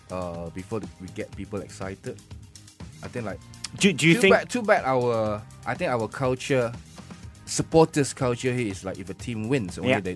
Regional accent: Perak, Malaysia; Perak is my home state.

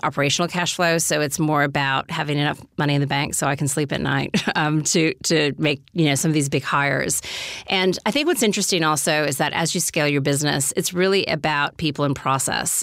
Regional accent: United States; moved away as an adult; also born or lived in New York; now in Australia; being American

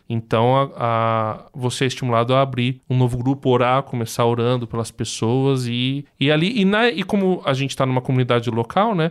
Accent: Brazil; a gente é brasileiro

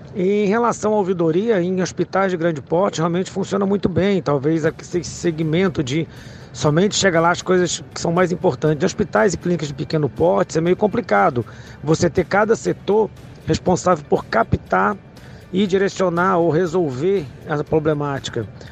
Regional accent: Fortaleza, Ceará, Brazil; sou de Fortaleza, Ceará.

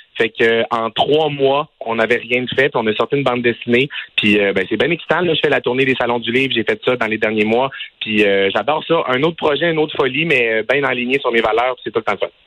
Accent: Quebec, Canada; moved away; je viens du Saguenay-Lac-Saint-Jean

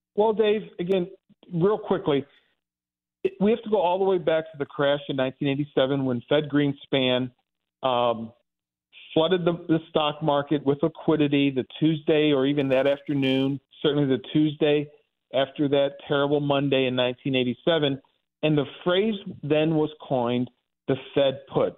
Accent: Dellwood, Missouri, United States; I grew up in Delwood. This is out, you know, on Saint Charles Rock Road

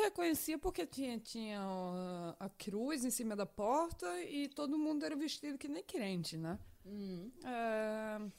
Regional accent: Brazil; moved away; eu cresci no Brasil, em um país que é muito religioso

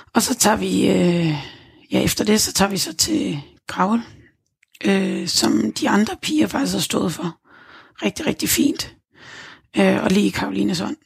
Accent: Gilleleje, Capital Region of Denmark, Denmark; moved away as an adult; Gilleleje, hvor mine forældre bor. Hjem i, de, i mit barndomshjem

